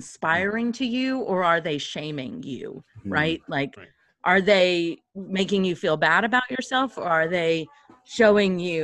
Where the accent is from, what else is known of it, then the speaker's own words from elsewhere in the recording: near Nashville, Tennessee, United States; I grew up near Nashville